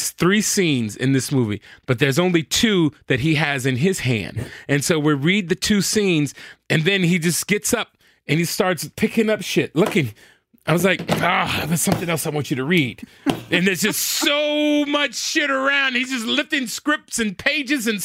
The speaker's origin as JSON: {"language": "English", "town": "Compton", "region": "California", "country": "United States", "said": "I'm from Compton"}